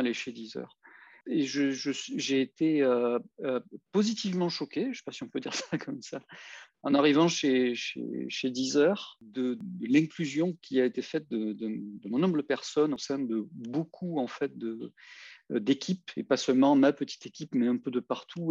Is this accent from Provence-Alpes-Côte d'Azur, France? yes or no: yes; Marseille, Provence-Alpes-Côte d'Azur, France; je venais quartier nord de Marseille